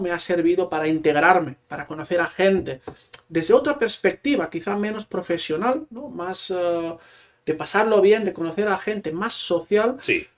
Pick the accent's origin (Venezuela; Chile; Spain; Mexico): Spain; a small town in Barcelona province, Catalonia; first language Catalan; Spanish is a second language; moved away as an adult; now in Utrecht, Netherlands; soy de un pequeño pueblo de Barcelona